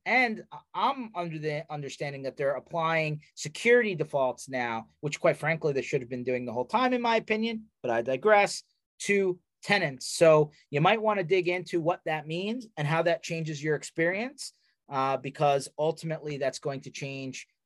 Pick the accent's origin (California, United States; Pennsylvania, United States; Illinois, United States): Pennsylvania, United States; Philadelphia; I am from Philadelphia